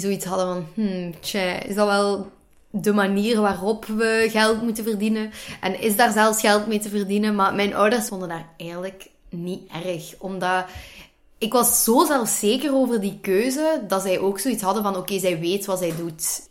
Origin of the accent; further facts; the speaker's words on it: Limburg, Flanders, Belgium; ik ben opgegroeid in Limburg in een heel klein dorpje, Kouwelil